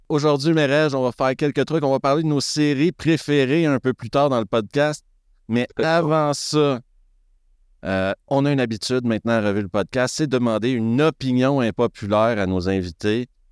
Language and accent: French; Quebec, Canada; now in Switzerland; je suis un expatrié québécois qui habite en Suisse